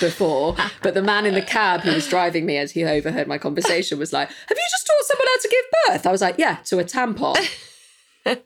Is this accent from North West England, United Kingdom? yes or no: yes; Manchester, North West England, United Kingdom; being a Mancunian